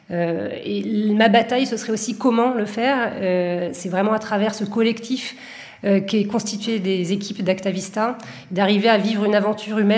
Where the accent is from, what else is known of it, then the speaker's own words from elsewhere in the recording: Bordeaux, Nouvelle-Aquitaine, France; now in Marseille, France; je suis originaire de Bordeaux, qui serait quelque part mon premier fief. Euh, j'ai pas mal changé après au cours de, ma vie de, lieu, mais je dirais que mon fief actuel, en tout cas mon fief de cœur, c'est évidemment Marseille